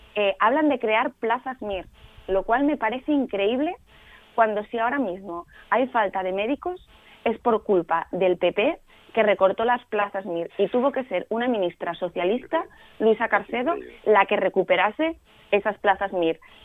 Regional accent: Asturias, Spain; a los asturianos y a las asturianas

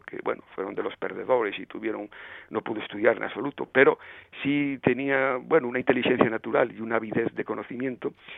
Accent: southwestern Asturias, Spain; accent: Western Asturian; moved away; el cordón umbilical el remo como decimos en el suroccidente en asturiano occidental

